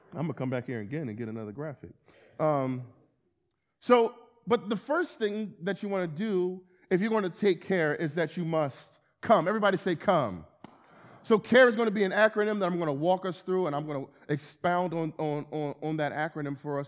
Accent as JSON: {"language": "English", "town": "Camden", "region": "New Jersey", "country": "United States", "tie": "born or raised there", "also_born_or_lived": "Philadelphia", "moved": "as an adult", "lives_now": "Wilmington, United States", "said": "I'm born and raised in Camden, New Jersey"}